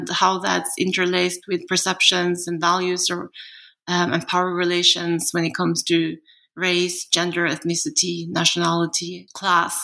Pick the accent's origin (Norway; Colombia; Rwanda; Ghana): Norway; moved away; also born or lived in South Korea / United States; I'm a Norwegian national, but I was adopted from Korea at the age of two. And at that time, Norway was very homogeneous.